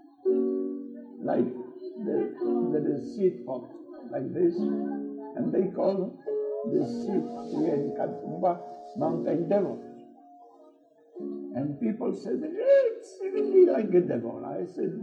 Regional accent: Poland; English is a second language; moved away as an adult; now in Australia; I'm from Poland. I'm 50 years in Australia.

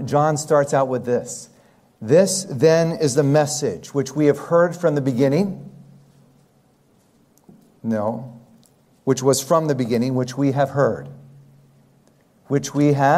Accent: United States; being raised in the United States

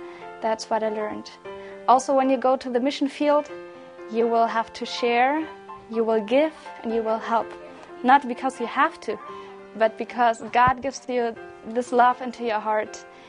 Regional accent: Germany; moved away as an adult; now in Guyana; I'm a volunteer from Germany and I'm here in Guyana now for 5 months.

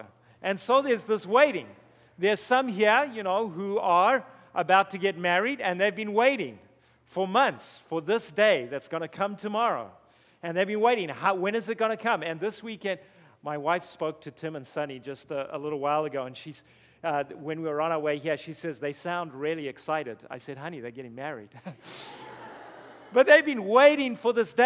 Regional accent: Zimbabwe; moved away; also born or lived in South Africa; you're going to hear a strange accent while I'm up here. That's because I was born in Zimbabwe

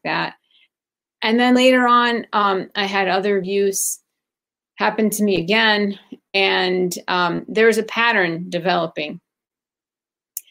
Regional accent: Chicago, Illinois, United States; also born or lived in Baghdad, Iraq / Athens, Greece; I grew up in Chicago, but prior to Chicago, I lived in two other

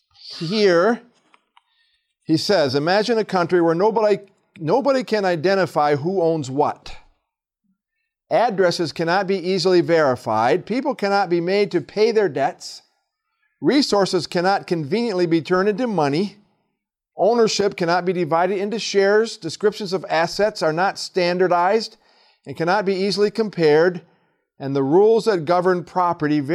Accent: hometown on the Flint River, Michigan, United States; my hometown and take them to the Flint River

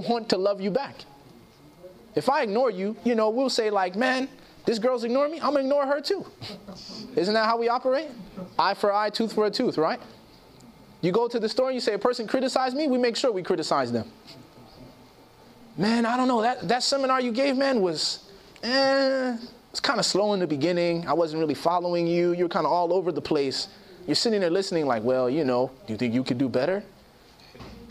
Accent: Chicago, Illinois, United States; I grew up in Chicago

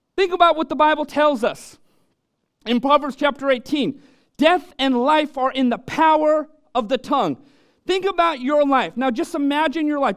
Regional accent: Orange County, California, United States; moved away; I was born and raised in Orange County

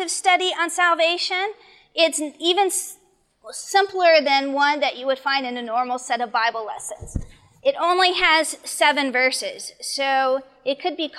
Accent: Arizona, United States; I grew up in Arizona

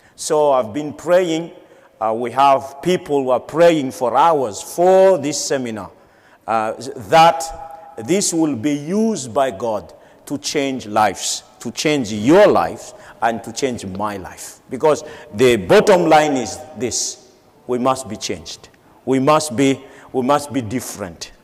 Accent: Madagascar; Madagascar, my home country

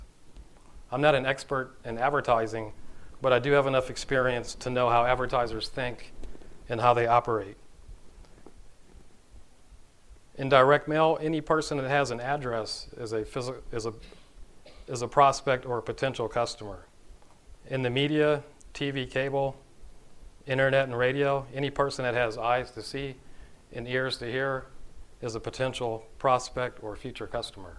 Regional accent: Los Angeles, California, United States; I'm originally from Los Angeles, California. That's where I grew up

